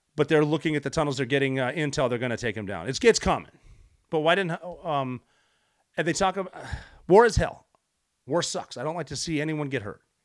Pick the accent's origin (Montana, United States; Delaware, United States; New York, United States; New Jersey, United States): Montana, United States; Butte; moved away; my hometown, Butte, Montana